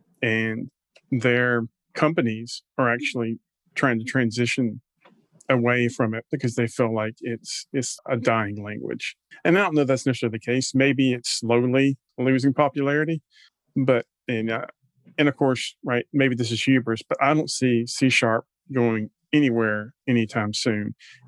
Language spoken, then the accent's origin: English; Jackson, Mississippi, United States; But then when you go to my hometown, Jackson, Mississippi, it's like 90% Java.